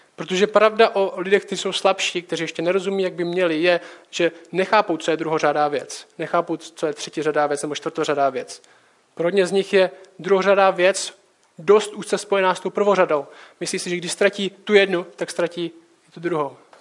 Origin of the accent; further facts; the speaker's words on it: Czechia; jsme Češi